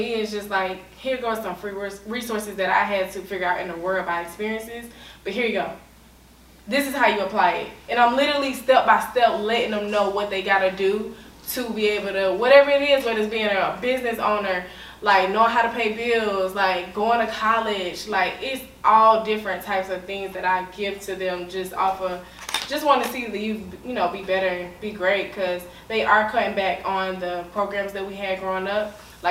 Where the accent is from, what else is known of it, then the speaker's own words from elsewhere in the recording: Chattanooga, Tennessee, United States; Well, I'm originally from Chattanooga, Tennessee.